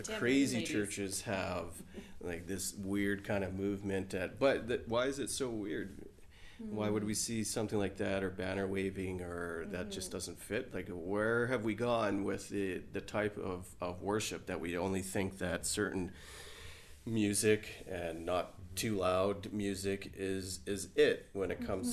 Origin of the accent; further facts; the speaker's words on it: Trinidad & Tobago; now in Alberta, Canada; culturally I was born in Trinidad, and so I have this Caribbean flair with me